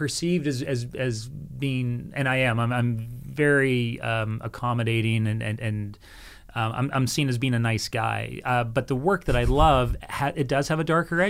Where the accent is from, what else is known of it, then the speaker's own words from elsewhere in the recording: Canada; Well, one, as Canadians, we're highly respected globally, and I do find that just being Canadian coming into it was a very good thing.